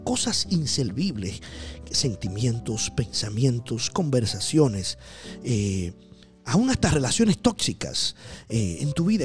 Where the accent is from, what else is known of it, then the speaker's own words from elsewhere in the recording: Dominican Republic; Yo soy de la República Dominicana